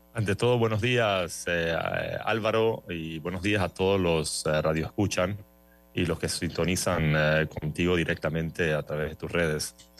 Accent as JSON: {"language": "Spanish", "country": "Panama", "said": "soy panameño, casado"}